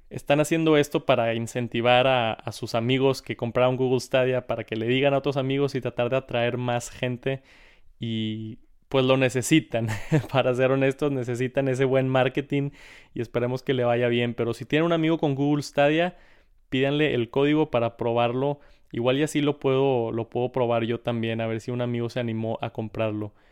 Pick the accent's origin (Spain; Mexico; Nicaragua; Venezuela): Mexico; Monterrey, Nuevo León; Saludos a otro regio aquí en el, en el canal de Tech Santos, bro.